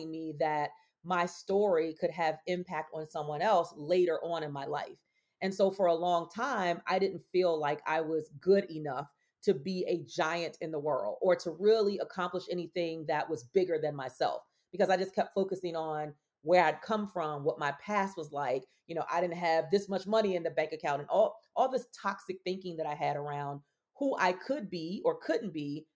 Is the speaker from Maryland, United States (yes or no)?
yes; Baltimore, Maryland, United States; I was born and raised in Baltimore, Maryland